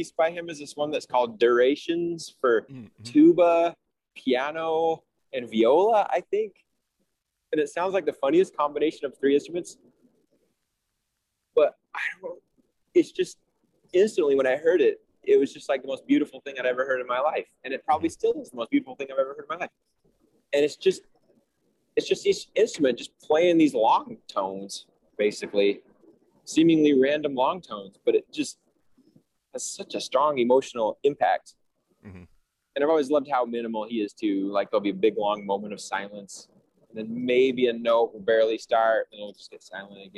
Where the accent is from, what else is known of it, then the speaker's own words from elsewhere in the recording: Salt Lake City, Utah, United States; I'm from Salt Lake City